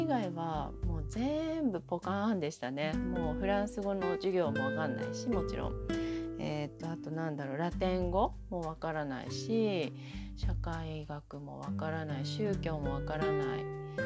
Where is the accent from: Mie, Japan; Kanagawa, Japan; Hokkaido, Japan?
Hokkaido, Japan; Obihiro; moved away as an adult; now in Germany; 私北海道の帯広市っていうところの出身